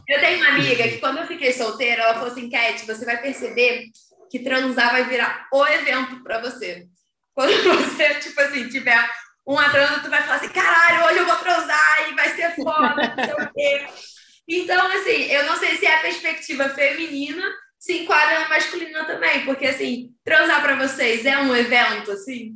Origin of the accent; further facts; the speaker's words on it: Rio de Janeiro, Brazil; now in Portugal; a gente ser do Rio